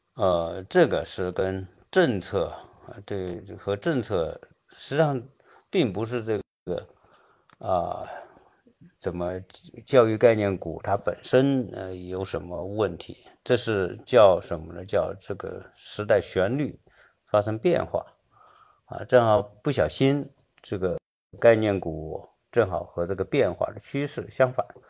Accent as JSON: {"language": "Chinese", "country": "China", "also_born_or_lived": "Seattle, United States", "moved": "yes", "lives_now": "United States", "said": "我们中国人对教育的重视程度"}